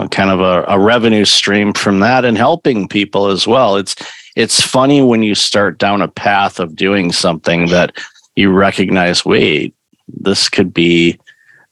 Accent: Waterford, Michigan, United States; I grew up in Waterford, Michigan.

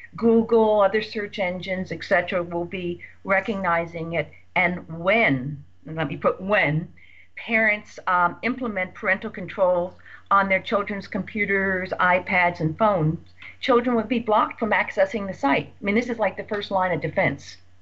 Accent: Redondo Beach, California, United States; my hometown of Redondo Beach

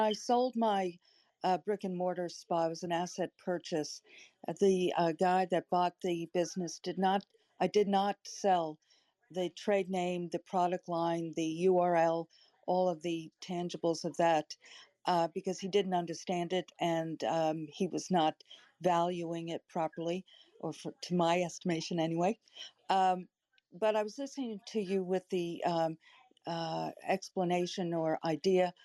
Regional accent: New York, United States; I'm from New York

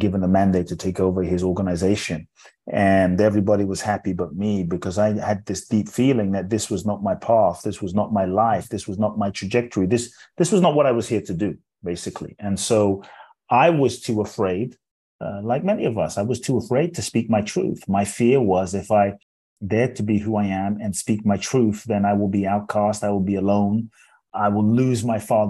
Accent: London, United Kingdom; born or raised there; moved away; also born or lived in Ghana

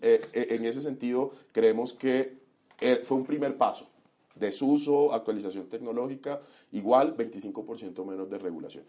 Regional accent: Cartagena, Bolívar, Colombia; also born or lived in Montería; yo soy monteriano, eh, me crié muchos años en Cartagena

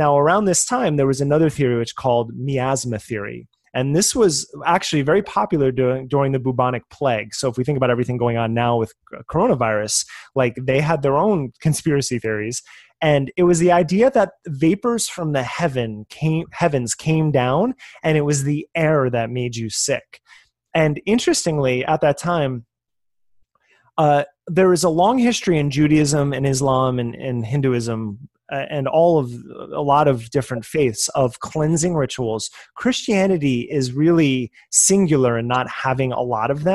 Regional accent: New Jersey, United States; I am from New Jersey, so forgive my accents on things

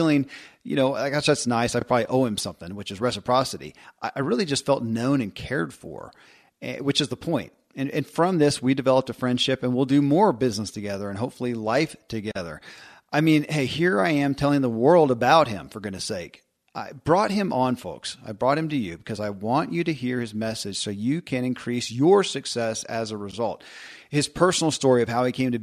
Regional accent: Kentucky, United States; born or raised there

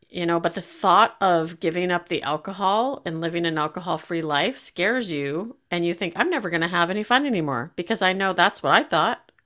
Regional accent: Canada; I'm Canadian

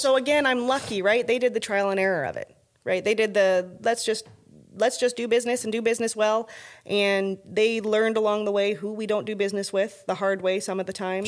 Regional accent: Alberta, Canada; now in Texas, United States; I'm from Alberta

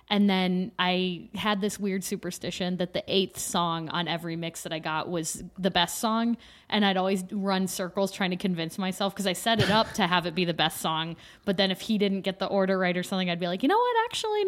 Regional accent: Pittsburgh, Pennsylvania, United States; born there; I was born in Pittsburgh, but I was not making mixtapes when I was zero.

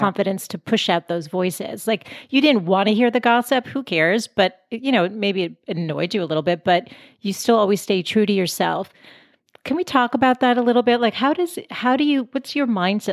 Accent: Boston, Massachusetts, United States; moved away as an adult; now in San Diego, United States; I'm from Boston originally. We moved out to San Diego five years ago

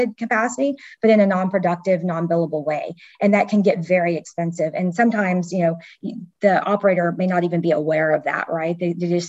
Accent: Texas, United States; I'm from Texas

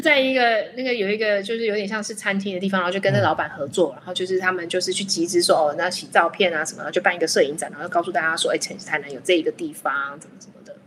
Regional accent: Taiwan; 我们台湾人很喜欢忍让

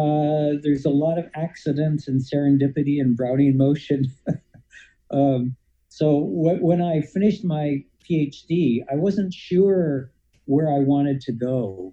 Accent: Ontario, Canada; accent: Canadian; moved away as an adult; also born or lived in Montreal, Quebec / Alberta / London, Ontario / Florida; now in Arizona, United States; I'm a Canadian, as people who listen to my accent will always tell me. I grew up in Ontario, but I kind of regard Montreal as my home because I moved there to go to high school

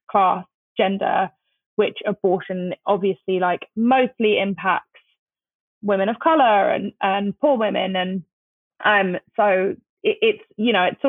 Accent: London, United Kingdom; moved away as an adult; now in United States; I grew up in London

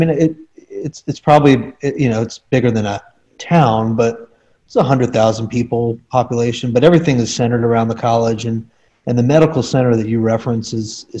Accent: Charlotte, North Carolina, United States; moved away as an adult; also born or lived in New York / Greenville, North Carolina; now in Atlanta, United States; I was born in New York. My family is all from New York and Long Island, but my mother's company moved to Charlotte when I was two, or relocated to Charlotte with a major branch. Okay. So I grew up in Charlotte, grew up in the South

